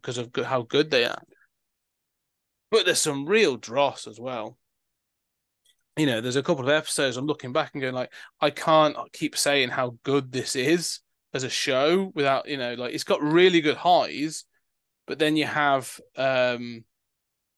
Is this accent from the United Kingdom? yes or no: yes; United Kingdom